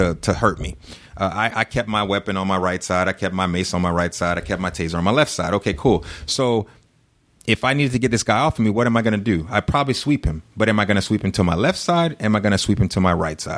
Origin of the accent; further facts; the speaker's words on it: Louisiana, United States; moved away as an adult; now in Sugar Land, United States; my hometown, because this is where I was a cop. This is where I was born